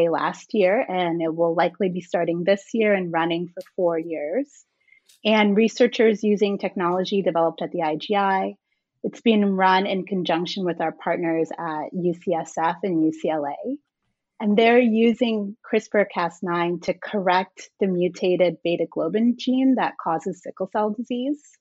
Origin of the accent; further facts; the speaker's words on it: Guyana; also born or lived in Jamaica; So I was born in Jamaica and I spent most of my formative years in Guyana in South America. And it's a fairly impoverished country, but it's also home to a portion of the Amazon rainforest.